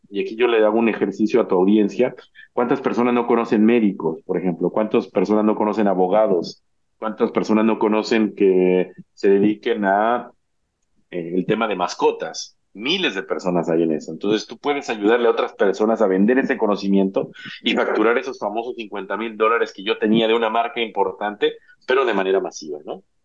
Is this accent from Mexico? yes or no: yes; Mexico; soy mexicano